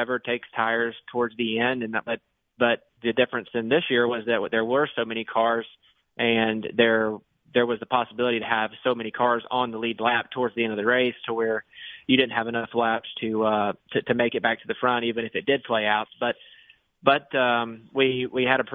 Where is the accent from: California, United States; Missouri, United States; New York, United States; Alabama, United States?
Alabama, United States; Montgomery; that's my hometown and where I'm from.